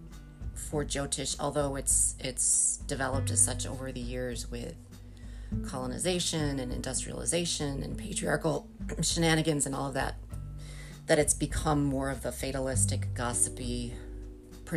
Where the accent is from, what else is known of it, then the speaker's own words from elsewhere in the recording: United States; as an American